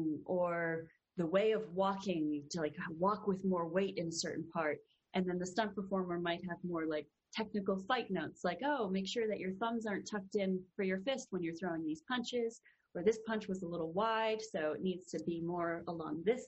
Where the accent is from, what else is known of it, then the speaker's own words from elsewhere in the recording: Canada; now in Los Angeles, United States; being Canadian